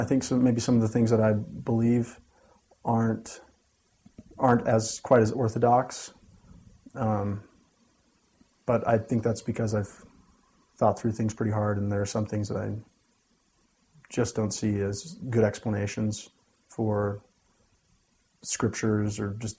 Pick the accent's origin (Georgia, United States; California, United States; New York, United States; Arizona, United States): Arizona, United States; Gilbert; also born or lived in Canada / Orem / Provo; really I've only lived in like three major places, Canada, Arizona, and Utah. So I like to say that I'm from Gilbert, Arizona, but I've spent time in both Orem and Provo, and my parents now live in North Salt Lake, Utah.